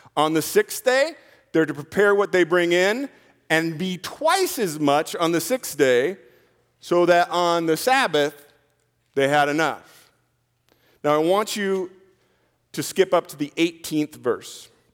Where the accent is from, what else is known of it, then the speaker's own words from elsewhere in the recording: United States; I'm an American